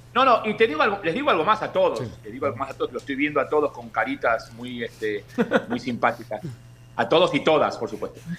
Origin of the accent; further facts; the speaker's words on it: Buenos Aires, Argentina; now in Miami, United States; yo soy de, como la mayoría de los millones de argentinos que somos de la capital